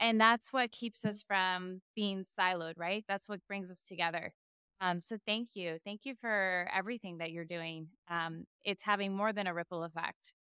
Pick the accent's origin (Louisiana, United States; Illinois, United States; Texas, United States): Texas, United States; San Antonio; my hometown of San Antonio